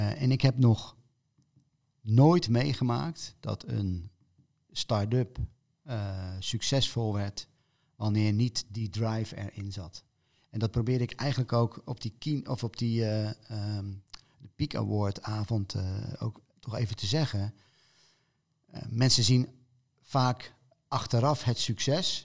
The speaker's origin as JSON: {"language": "Dutch", "town": "Rotterdam", "region": "South Holland", "country": "Netherlands", "moved": "yes", "said": "ons als Rotterdammers"}